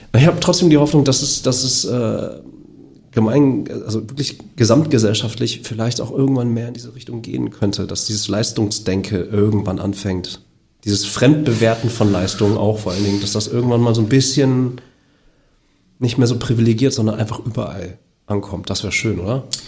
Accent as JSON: {"language": "German", "country": "Germany", "tie": "born or raised there", "said": "ich bin ja auch in Deutschland geboren"}